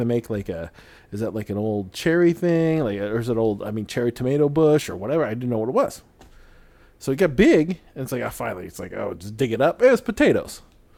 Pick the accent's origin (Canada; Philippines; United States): Philippines; being Filipino, your whole life is about rice.